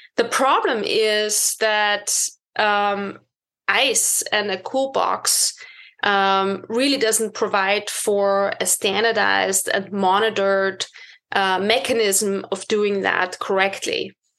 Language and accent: English; Austria; moved away as an adult; also born or lived in United Kingdom / Boston; I was born and bred in Austria